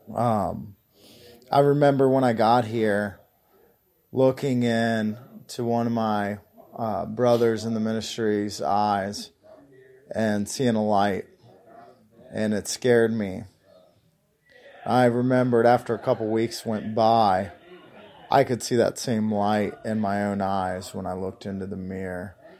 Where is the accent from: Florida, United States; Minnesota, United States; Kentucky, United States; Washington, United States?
Kentucky, United States; Union; I'm from Union, Kentucky.